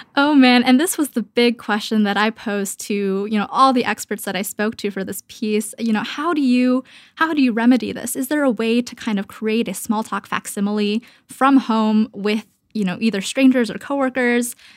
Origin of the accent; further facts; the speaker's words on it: Canada; moved away as an adult; now in Brooklyn, United States; I am Canadian